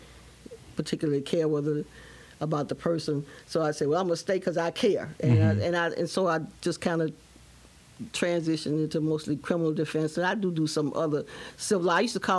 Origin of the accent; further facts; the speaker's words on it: Birmingham, Alabama, United States; moved away as an adult; now in Baton Rouge, United States; growing up in Birmingham, Alabama